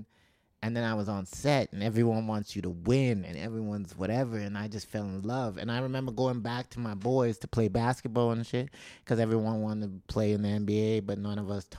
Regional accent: Calgary, Alberta, Canada; where we grew up in Calgary, it was just a little hot. Like there's a part where we grew up in government housing

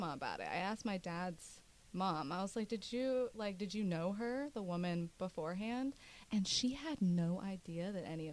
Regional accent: Kentucky, United States; I'm the one from Kentucky

